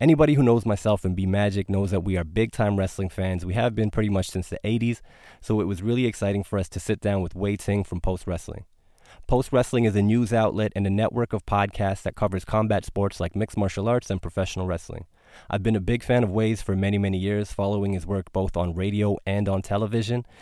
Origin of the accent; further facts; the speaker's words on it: Canada; I was born in Canada, but the first time I went to Punjab, where my parents are from